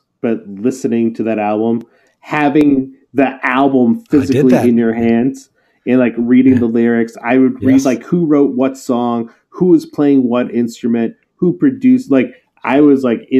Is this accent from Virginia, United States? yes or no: no; New Hampshire, United States; I grew up in New Hampshire. That I grew up around all white people. There's not a big anything else demographic. And, you know, the era I grew up in was still very rock heavy.